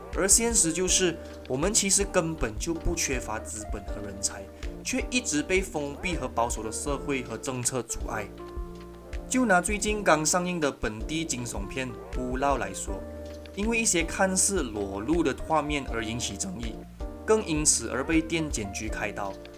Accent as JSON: {"language": "Chinese", "country": "Malaysia", "said": "我们身为马来西亚人"}